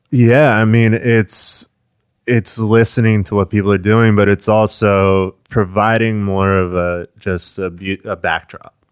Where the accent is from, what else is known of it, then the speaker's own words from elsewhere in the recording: Short Hills, New Jersey, United States; moved away as an adult; now in Florida, United States; I'm from Short Hills